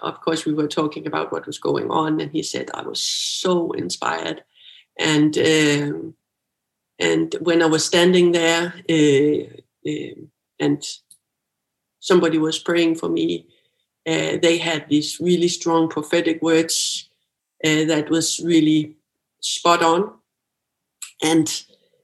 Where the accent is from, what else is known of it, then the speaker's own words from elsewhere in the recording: Bornholm, Capital Region of Denmark, Denmark; moved away as an adult; I'm from Bornholm